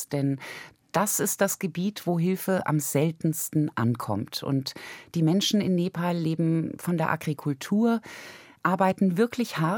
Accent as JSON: {"language": "German", "country": "Germany", "tie": "born or raised there", "said": "Also ich bin in Deutschland als Wohlstandskind aufgewachsen, kann ich gar nicht anders sagen, Mittelklasse."}